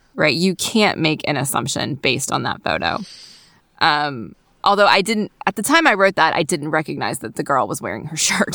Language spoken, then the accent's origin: English; the South, North Carolina, United States; Most of my memories of growing up in the South have been in a more urban area.